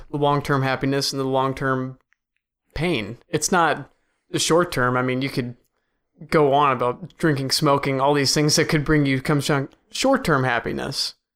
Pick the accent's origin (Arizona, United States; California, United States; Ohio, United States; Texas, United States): Ohio, United States; Cleveland; I'm from Cleveland